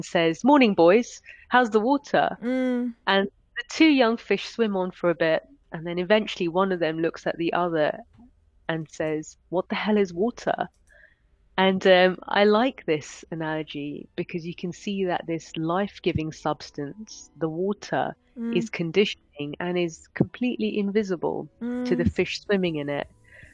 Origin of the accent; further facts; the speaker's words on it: London, United Kingdom; moved away as an adult; now in Switzerland; I would describe as being British of Indian heritage, a born and bred Londoner